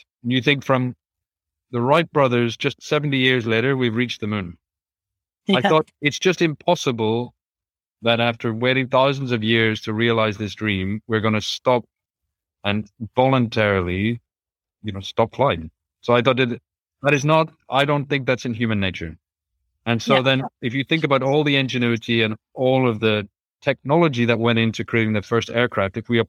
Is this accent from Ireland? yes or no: yes; Ireland; especially growing up in Ireland. To be able to fly, well, almost anywhere in Europe and completely and be in much better weather.